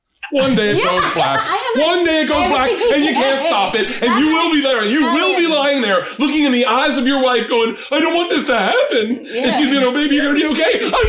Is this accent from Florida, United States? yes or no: yes; Florida, United States; now in Los Angeles, United States; I was from Florida